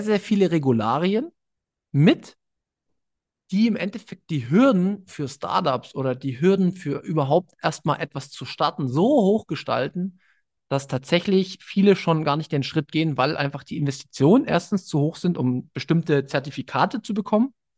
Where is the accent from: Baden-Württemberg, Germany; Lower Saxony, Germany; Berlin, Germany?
Berlin, Germany; ich komme aus Berlin